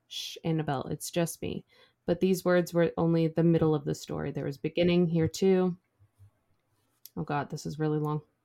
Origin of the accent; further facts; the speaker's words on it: Midwest, United States; from the Midwest